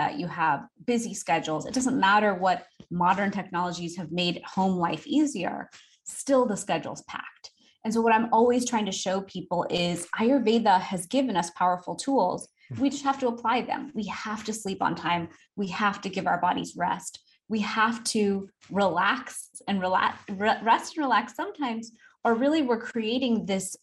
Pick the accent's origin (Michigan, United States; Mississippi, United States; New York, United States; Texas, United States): Texas, United States; Houston; I'm from Houston, Texas. I grew up a typical American girl to an immigrant family.